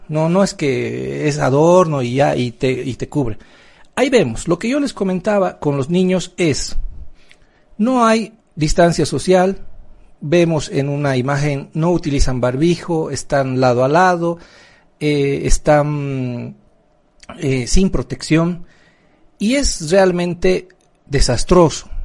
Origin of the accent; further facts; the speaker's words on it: Bolivia; somos bolivianos.